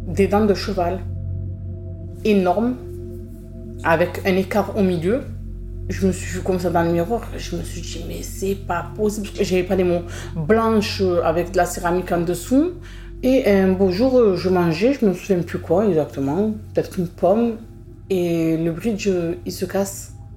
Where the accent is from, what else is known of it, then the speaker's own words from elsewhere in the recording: Marseille, Provence-Alpes-Côte d'Azur, France; J'ai grandi euh, à La Savine. C'est un quartier populaire euh, du 15e arrondissement.